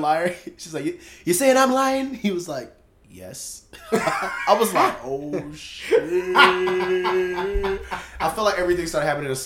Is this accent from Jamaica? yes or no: yes; Jamaica; I'm Jamaican.